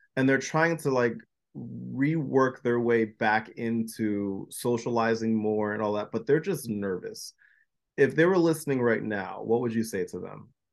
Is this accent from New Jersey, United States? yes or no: yes; New Jersey, United States; I was born and raised in New Jersey